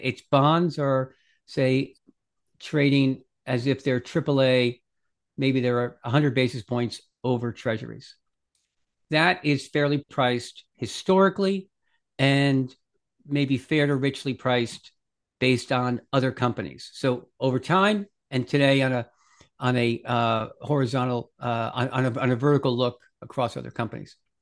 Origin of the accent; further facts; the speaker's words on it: Bronxville, New York, United States; I grew up in a little town called Bronxville, New York, just outside New York City